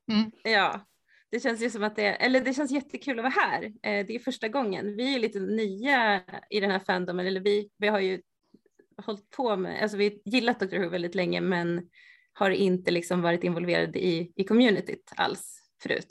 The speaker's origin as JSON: {"language": "Swedish", "town": "Sandviken", "region": "Gävleborg County", "country": "Sweden", "moved": "yes", "lives_now": "Stockholm, Sweden", "said": "jag bor i Stockholm, men just nu så är jag i Sandviken och hälsar på min mamma där jag kommer ifrån"}